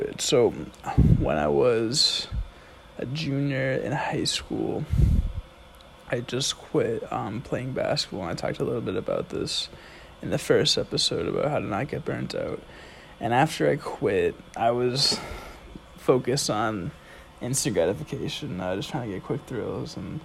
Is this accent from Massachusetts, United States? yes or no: yes; Andover, Massachusetts, United States; also born or lived in Providence, Rhode Island; I'm from Andover, Massachusetts, which is 20 minutes north of Boston